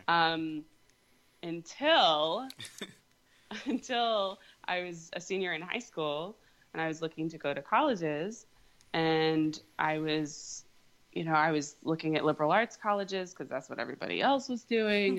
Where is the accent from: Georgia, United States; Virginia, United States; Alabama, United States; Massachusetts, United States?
Virginia, United States; also born or lived in England; now in New York City, United States; I'm from Virginia